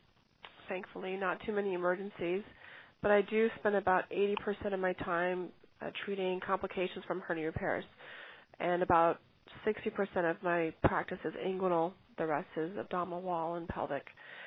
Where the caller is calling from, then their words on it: Beverly Hills, California, United States; I'm calling in from Beverly Hills.